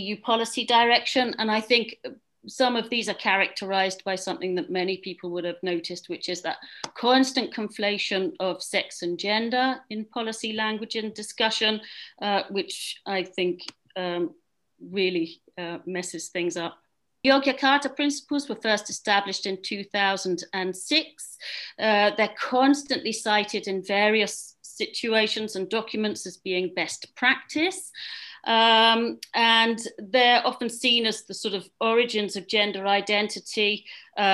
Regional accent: England, United Kingdom; moved away as an adult; also born or lived in Scotland / Netherlands; now in Belgium; I came to Belgium in 2006. I grew up in England.

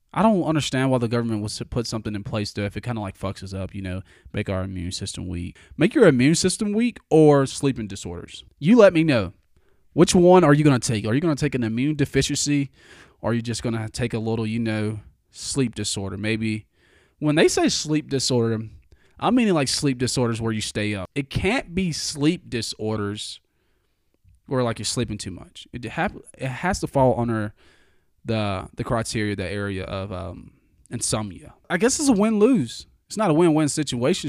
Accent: the South, United States; I'm from the South

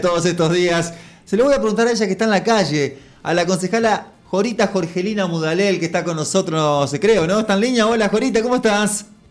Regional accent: Santa Fe, Argentina; me, me, enorgulleció como, como santafesino

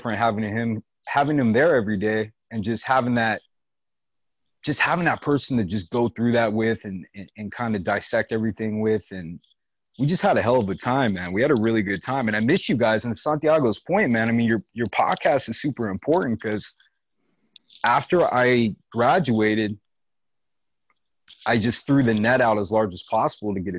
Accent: Long Beach, California, United States; moved away as an adult; now in Washington, United States; I was born and raised in Long Beach

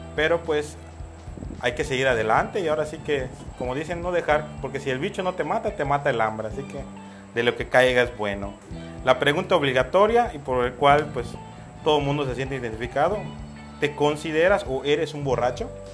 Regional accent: Yucatán, Mexico; como todo bien, buen yucateco, buen mexicano

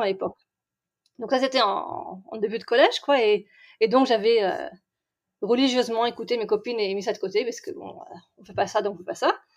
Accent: Strasbourg, Grand Est, France; moved away as an adult; also born or lived in Reims / Besançon / Brussels; now in Israel; originaire de, on va dire officiellement Strasbourg, même si j'ai fait des, des voyages avant. On a commencé à Reims, on a continué à Besançon, on à Bruxelles, et puis après la, la Jérusalem de Strasbourg

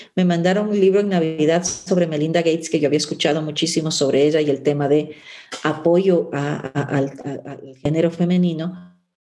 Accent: Ecuador; also born or lived in Cumbayá, Quito; como ecuatorianos

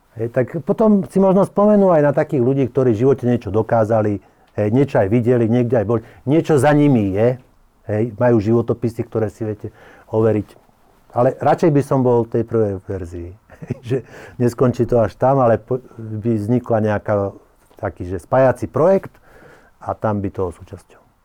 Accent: Slovakia; keď som Slovak

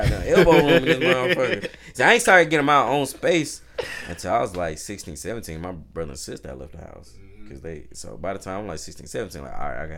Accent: Atlanta, Georgia, United States; also born or lived in Bethesda, Maryland; I was born in Bethesda, Maryland, but I came back to Atlanta when I was 3. Like, I don't have family in Maryland. Like, all my family's in Atlanta.

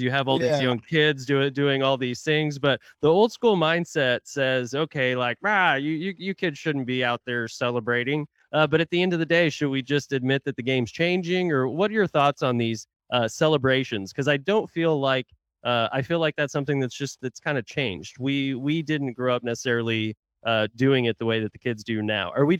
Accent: Tulsa, Oklahoma, United States; now in Dallas-Fort Worth, United States; my hometown of Tulsa, Oklahoma

